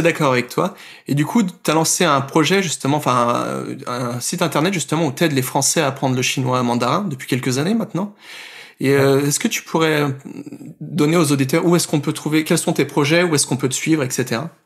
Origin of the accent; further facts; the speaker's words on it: Burgundy, Bourgogne-Franche-Comté, France; moved away; je suis de Bourgogne